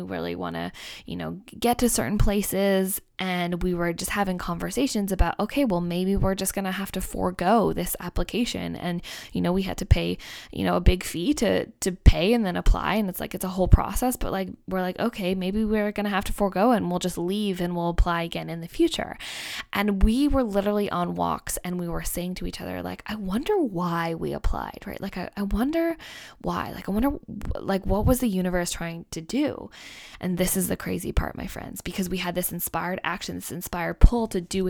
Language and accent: English; Canada; I say, I'm Canadian, he's Australian.